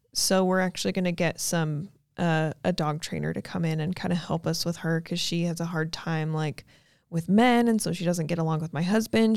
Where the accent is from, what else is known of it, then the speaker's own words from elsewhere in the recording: Logan, Utah, United States; moved away as an adult; now in Arizona, United States; I was born in a little town called Logan, Utah